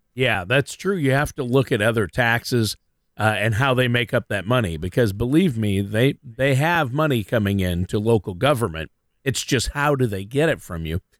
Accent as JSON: {"language": "English", "region": "Minnesota", "country": "United States", "tie": "born or raised there", "said": "I'm born and raised in Minnesota"}